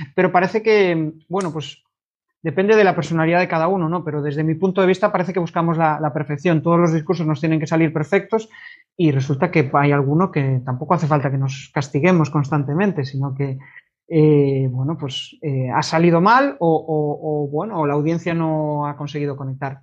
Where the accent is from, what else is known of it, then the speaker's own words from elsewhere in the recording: Vigo, Galicia, Spain; yo soy de Vigo, mis clientes son todos de fuera de Vigo